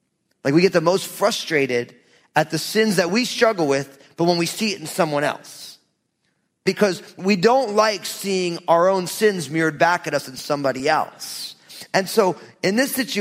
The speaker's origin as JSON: {"language": "English", "region": "New Jersey", "country": "United States", "said": "I'm from Jersey."}